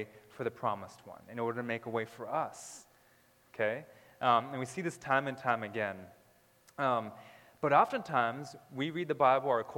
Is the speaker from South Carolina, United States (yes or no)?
no; Southern California, United States; I was born in California. Southern California. We lived in multiple places in Southern California, and then when I was around three or four, we lived in this desert. And it was outside of the LA area